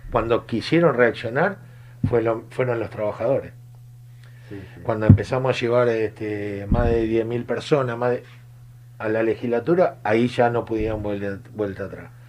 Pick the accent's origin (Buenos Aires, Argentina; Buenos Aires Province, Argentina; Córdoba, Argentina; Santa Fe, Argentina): Santa Fe, Argentina; San Lorenzo; tengo la misma sensación que hoy cuando escuché, porque soy de San Lorenzo, que la legislatura nos devolvió la ley.